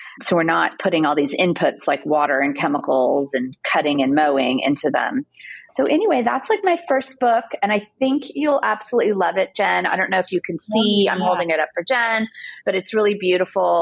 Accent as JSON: {"language": "English", "region": "Southern California", "country": "United States", "tie": "born or raised there", "said": "I grew up in Southern California"}